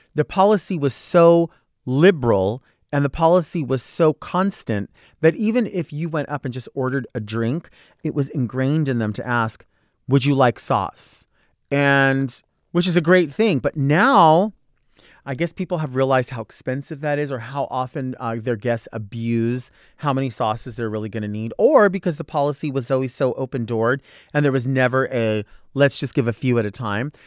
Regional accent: Southern California, United States; also born or lived in Escondido; I am born and raised in Southern California.

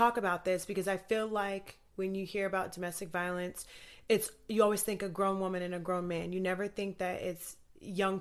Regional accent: Anchorage, Alaska, United States; I grew up in Anchorage, Alaska

